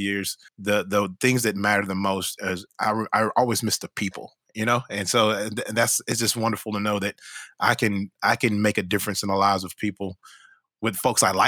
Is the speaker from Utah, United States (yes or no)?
no; Fort Worth, Texas, United States; moved away as an adult; now in Austin, United States; I had moved from Fort Worth, which is my hometown, grew up there